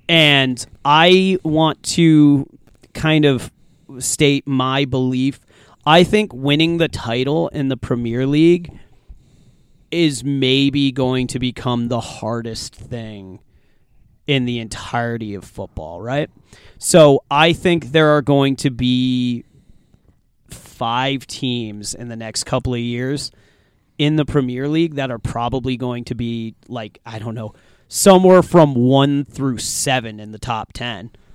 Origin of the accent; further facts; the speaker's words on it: United States; we're American